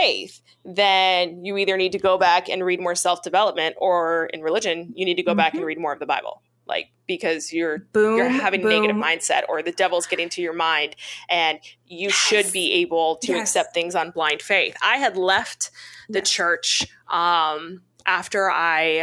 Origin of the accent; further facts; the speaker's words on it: Missouri, United States; I grew up away from my people in this little tiny town of about 20,000 people, 16,000 people in the Midwest in Missouri. And that's where I was raised.